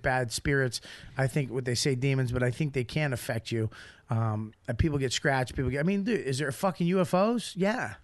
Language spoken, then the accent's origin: English; Boston, Massachusetts, United States; I grew up in Boston